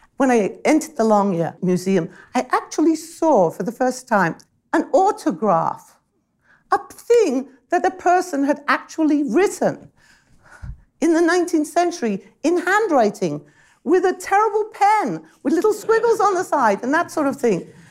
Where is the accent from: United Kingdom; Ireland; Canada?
United Kingdom; as a British person